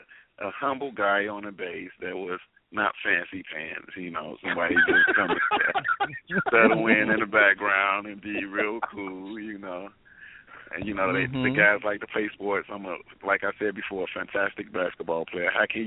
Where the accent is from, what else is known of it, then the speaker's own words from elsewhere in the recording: Chicago, Illinois, United States; moved away; also born or lived in Los Angeles; Because I'm from Chicago, too, so it was good to go back there because I was actually living in L.A., you know, at the time